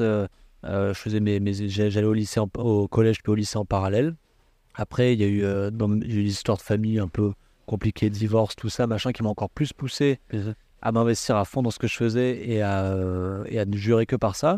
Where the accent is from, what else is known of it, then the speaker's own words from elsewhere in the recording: Valbonne, Provence-Alpes-Côte d'Azur, France; moved away as an adult; also born or lived in Cannes / Le Cannet-Rocheville; j'ai une jeunesse à Valbonne